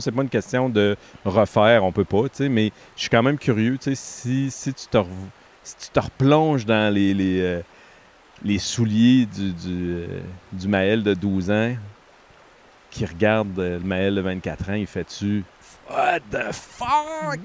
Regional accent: Quebec, Canada; moved away as an adult; en tant que Québécois, avant de sortir du Québec, j'avais zéro conscience

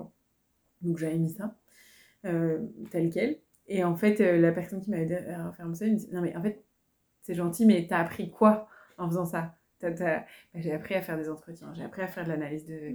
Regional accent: France; moved away as an adult; now in Quebec, Canada; je suis française, j'ai fait mes études en France, c'est tout ça que je connais

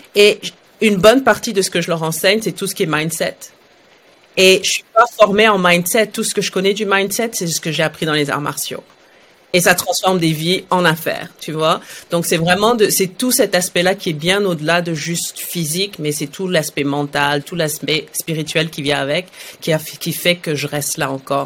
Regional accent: Saudi Arabia; also born or lived in France; now in Montreal, Canada; moi je suis née en Arabie Saoudite dans les années 80

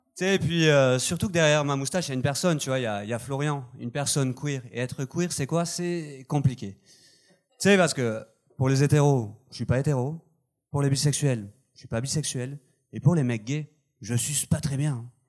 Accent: south of France, France; accent: southern French; moved away as an adult; now in Montreal, Canada; je viens du sud de la France, au cas où vous auriez pas entendu l'accent

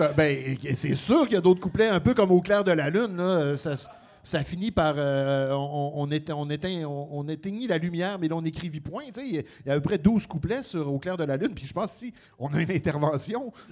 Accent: Montreal, Quebec, Canada; chez nous à Montréal

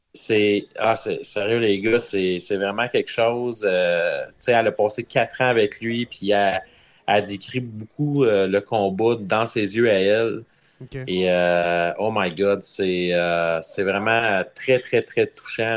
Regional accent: Ville-Marie, Quebec, Canada; je viens de Ville-Marie

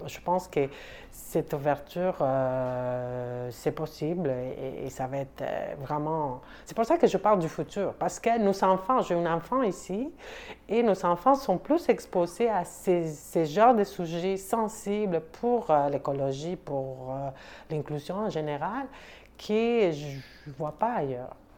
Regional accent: Mexico City, Mexico; French is a second language; moved away as an adult; now in Montreal, Canada; Je viens du Mexique. Je suis originaire surtout de la ville de Mexico, qui c'est une grande ville

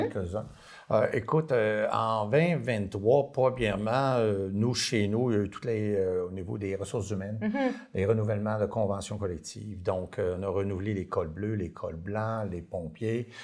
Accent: Dolbeau-Mistassini, Quebec, Canada; j'ai été élevé à Dolbeau Mistassini

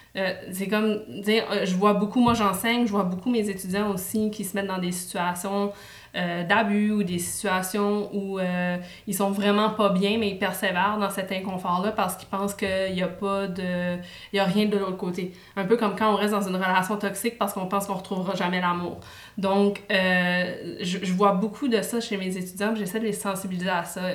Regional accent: New Brunswick, Canada; now in Montreal, Canada; je, suis acadienne, je viens du Nouveau-Brunswick

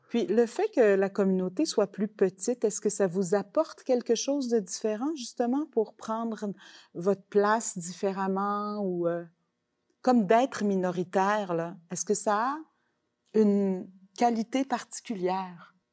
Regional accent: Quebec, Canada; en tant que Québécoise

